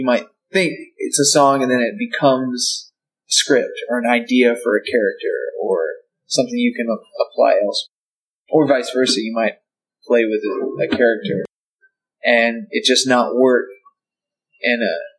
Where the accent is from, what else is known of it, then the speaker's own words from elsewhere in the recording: Arkansas, United States; also born or lived in Nashville, Tennessee / Sweden / Athens, Georgia; now in Atlanta, United States; I grew up in Arkansas.